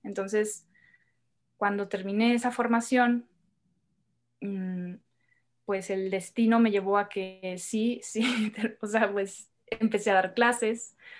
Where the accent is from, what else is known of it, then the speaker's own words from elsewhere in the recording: Hermosillo, Sonora, Mexico; moved away as an adult; now in Mexico City, Mexico; Yo soy de, de Hermosillo, Sonora. Yo vengo de allá del norte de México